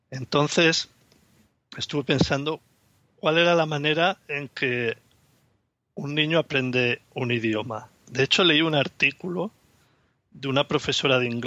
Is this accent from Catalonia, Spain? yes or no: yes; Barcelona, Catalonia, Spain; soy de Barcelona y tengo una niña de cuatro años y medio.